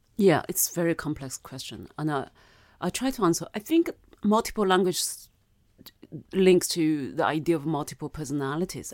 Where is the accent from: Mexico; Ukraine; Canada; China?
China; first language Mandarin; English is a second language; moved away as an adult; also born or lived in Germany / Paris / Switzerland; now in United Kingdom; legally I'm British, but biologically I'm, I'm Chinese.